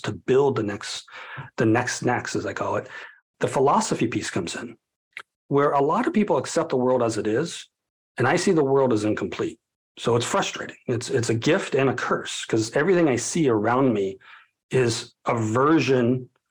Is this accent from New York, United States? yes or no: no; Colorado, United States; my hometown of Colorado